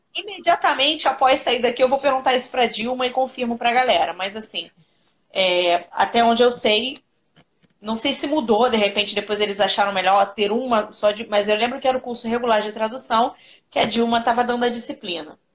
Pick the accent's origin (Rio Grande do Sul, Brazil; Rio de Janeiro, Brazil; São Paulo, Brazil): Rio de Janeiro, Brazil; Eu moro no Rio de Janeiro, eu sou do Rio.